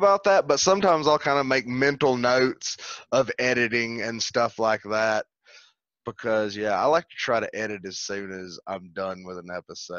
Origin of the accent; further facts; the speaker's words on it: the South, United States; I've listened to country music because I'm from the South.